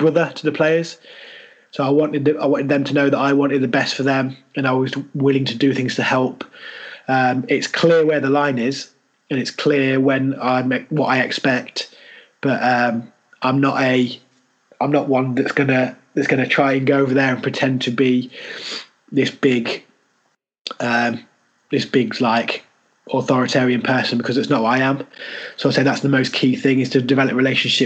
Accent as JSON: {"language": "English", "town": "Leicester", "region": "East Midlands", "country": "United Kingdom", "accent": "Leicester", "moved": "as an adult"}